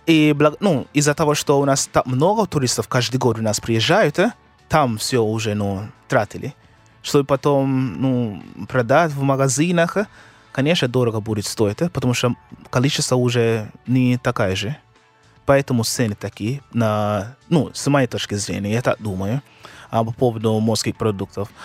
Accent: Kingston, Jamaica; Russian is a second language; moved away; я из Кингстона

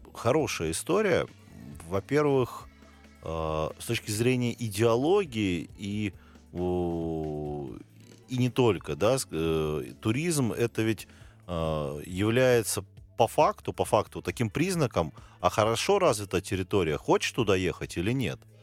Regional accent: Pyatigorsk, Stavropol Krai, Russia; я родом из Пятигорска

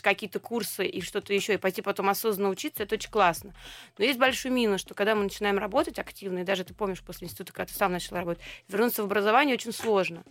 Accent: Saint Petersburg, Russia; born or raised there

